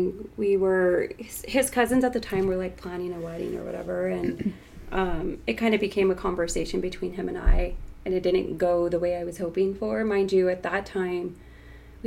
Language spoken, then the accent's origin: English; Tucson, Arizona, United States; Born and raised in Tucson, 34 years old, single.